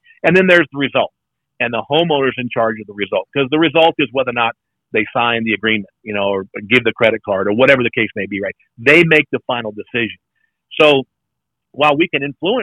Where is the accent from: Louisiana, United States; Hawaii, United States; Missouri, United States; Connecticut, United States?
Louisiana, United States; South; I grew up in South Louisiana